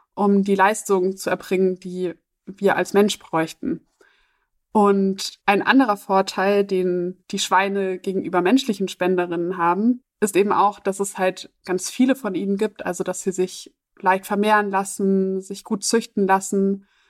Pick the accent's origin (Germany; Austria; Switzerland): Germany; für mich als Deutsche